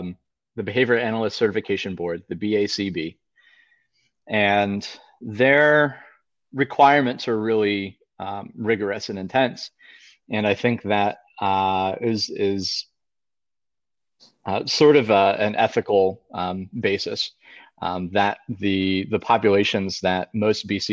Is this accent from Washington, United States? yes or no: no; Pennsylvania, United States; moved away as an adult; also born or lived in Delaware; I'm originally from Pennsylvania and attended Penn State University for undergraduate